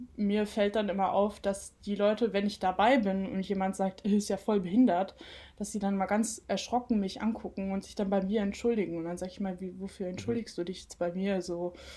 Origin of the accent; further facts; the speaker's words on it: Cologne, North Rhine-Westphalia, Germany; moved away as an adult; now in Mainz, Germany; ich bin gebürtige Kölnerin.